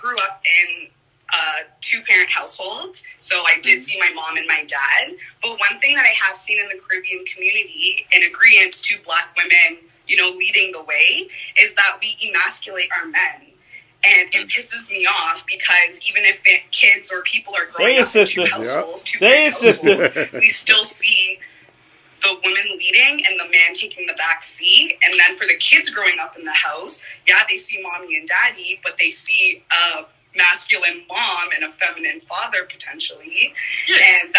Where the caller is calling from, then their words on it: Canada; I'm a Canadian caller, I must add, so I'm calling from Canada.